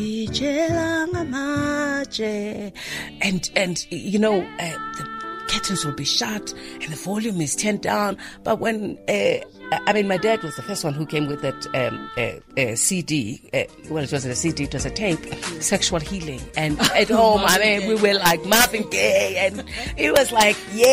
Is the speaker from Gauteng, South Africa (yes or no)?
yes; Soweto, Gauteng, South Africa; growing up in Soweto